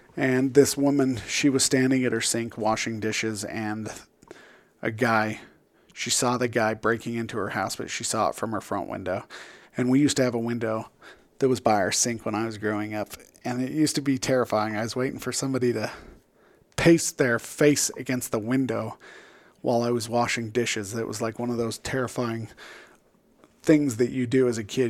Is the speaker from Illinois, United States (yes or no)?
no; Utah, United States; I come from Utah